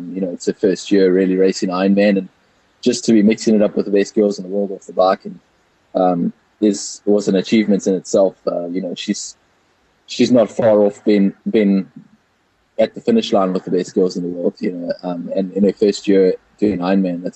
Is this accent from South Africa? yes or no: yes; South Africa; born or raised there